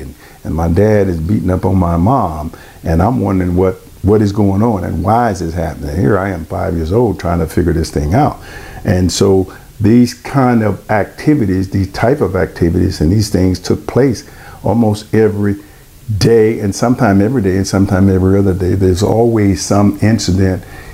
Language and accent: English; Silsbee, Texas, United States; moved away as an adult; also born or lived in Grants, New Mexico / Alexandria, Louisiana / Dallas, Texas; My hometown is in a small place in Texas. It's in Southeast Texas, a place called Silsby, Texas